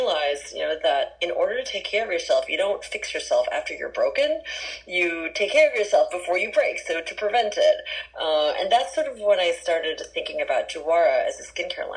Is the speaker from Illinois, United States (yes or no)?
no; San Francisco, California, United States; also born or lived in Jakarta, Indonesia; I grew up in San Francisco proper, since the age of 7